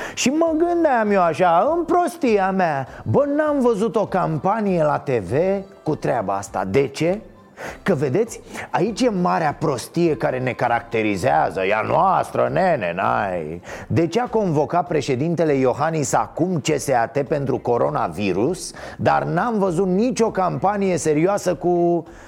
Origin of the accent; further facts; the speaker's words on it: Romania; ca român